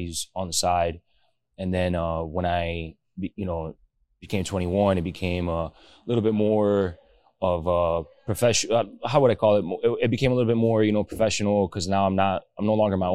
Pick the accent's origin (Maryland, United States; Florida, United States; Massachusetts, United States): Florida, United States; Miami; 33 years old, born and raised in Miami